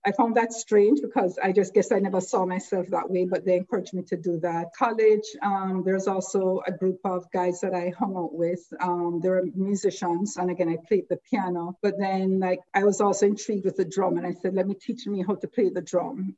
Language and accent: English; Jamaica; moved away as an adult; now in United States; growing up, and again, I grew up in Jamaica